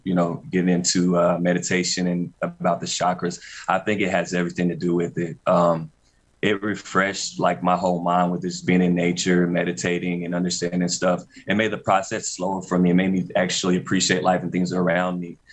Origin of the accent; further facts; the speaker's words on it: Hickory, North Carolina, United States; my hometown, Hickory, North Carolina